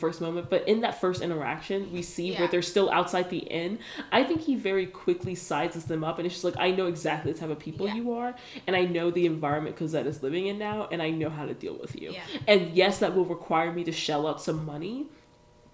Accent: United States; I'm proud to be an American

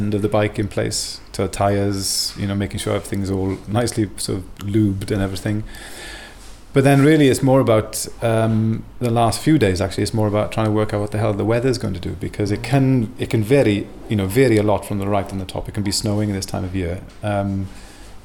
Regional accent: Wales, United Kingdom; also born or lived in Belgium; now in Sweden; I'm from Wales originally, but found my way here back in 2007

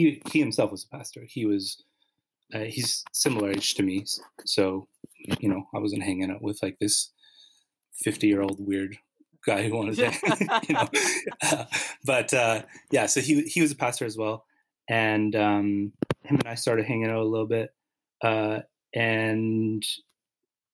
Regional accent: Winnipeg, Manitoba, Canada; moved away as an adult; now in Montreal, Canada; I grew up in Winnipeg

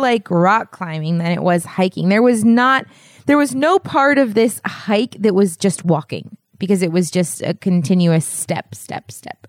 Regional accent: United States; as an American

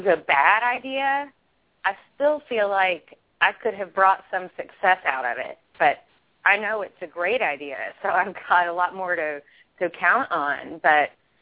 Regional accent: Kentucky, United States; I'm from Kentucky.

